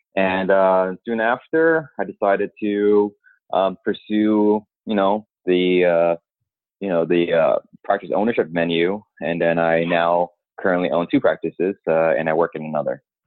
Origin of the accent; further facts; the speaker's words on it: New York, United States; I'm from New York. I'm a New Yorker myself